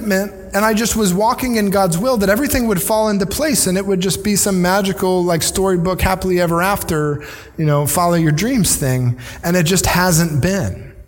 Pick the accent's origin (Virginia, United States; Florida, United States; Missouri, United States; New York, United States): Virginia, United States; moved away as an adult; also born or lived in northern Indiana; now in Ocala, United States; Jesse and I grew up in Virginia on the coast